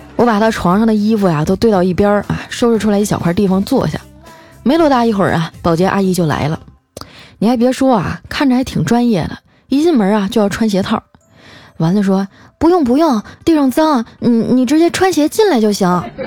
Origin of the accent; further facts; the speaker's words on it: Harbin, Heilongjiang, China; 我老家哈尔滨